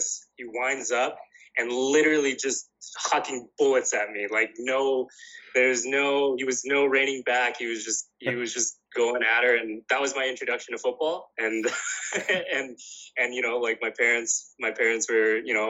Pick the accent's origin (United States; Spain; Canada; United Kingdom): Canada; Winnipeg, Manitoba; I grew up in St. James